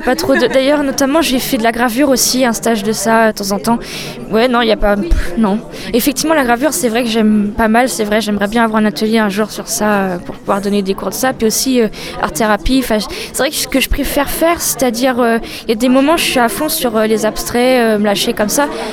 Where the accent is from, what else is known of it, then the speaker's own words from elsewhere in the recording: Poitiers, Nouvelle-Aquitaine, France; je suis de Poitiers